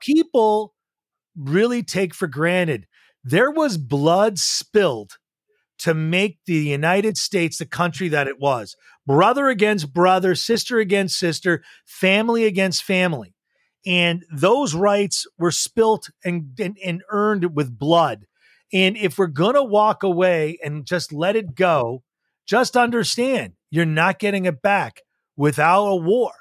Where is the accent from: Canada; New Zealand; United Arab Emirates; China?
Canada; Montreal, Quebec; I grew up in Montreal, Quebec, went to a high school called Beacons Field High